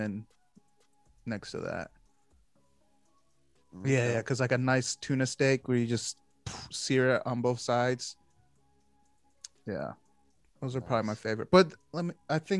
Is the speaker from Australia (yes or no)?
no; Philippines; as a Filipino